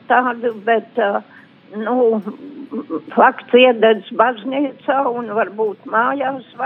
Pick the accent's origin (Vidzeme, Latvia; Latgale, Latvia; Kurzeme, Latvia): Latgale, Latvia; Es esmu cilvēks jau pāri 80 gadiem un gribu padalīties un izstāstīt, kā manā bērnībā Latgalē nu, mums nepieminēja tādu adventu.